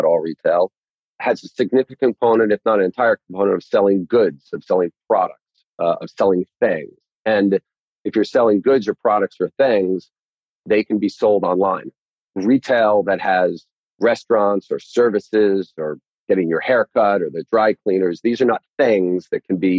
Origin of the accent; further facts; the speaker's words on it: New York, United States; also born or lived in Long Island; I grew up in New York. I spent my whole life there